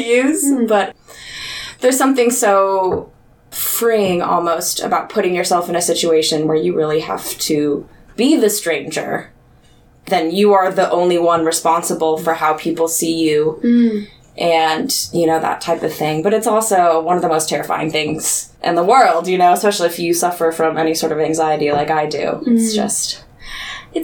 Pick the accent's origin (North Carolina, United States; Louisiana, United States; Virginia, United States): Virginia, United States; Haymarket; moved away as an adult; also born or lived in Wichita, Kansas; now in Kansas City, United States; I grew up, for the most part, out in Haymarket, Virginia